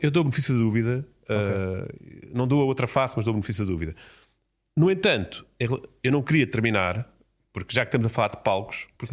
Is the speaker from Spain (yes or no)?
no; Portugal; enquanto português